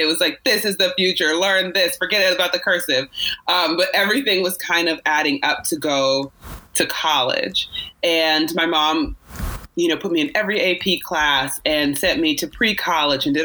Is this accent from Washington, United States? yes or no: no; Virginia Beach, Virginia, United States; I grew up in Virginia Beach